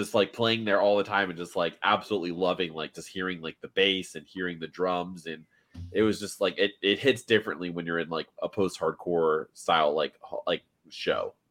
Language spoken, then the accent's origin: English; Miami, Florida, United States; moved away; also born or lived in Orlando; I grew up in Miami originally